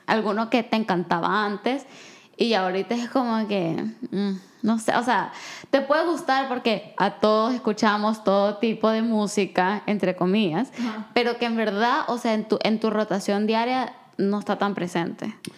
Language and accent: Spanish; El Salvador; yo crecí en El Salvador